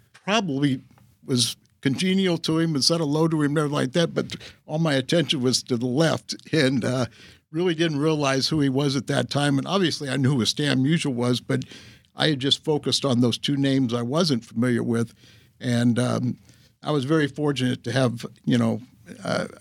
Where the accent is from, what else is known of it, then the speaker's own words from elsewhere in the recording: Southern California, United States; growing up in Southern California